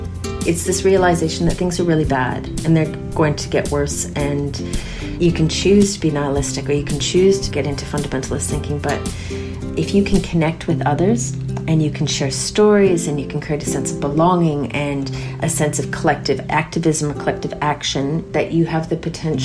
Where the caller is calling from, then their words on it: Castlemaine, Victoria, Australia; I'm calling in from Jajawaran country in regional Victoria, Castlemaine.